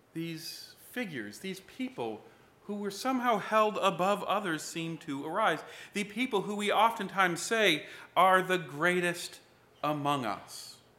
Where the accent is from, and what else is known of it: United States